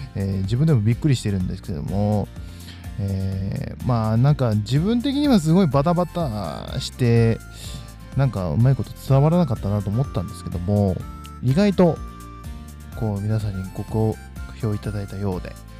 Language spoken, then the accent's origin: Japanese; Fukui, Japan; 地元の福井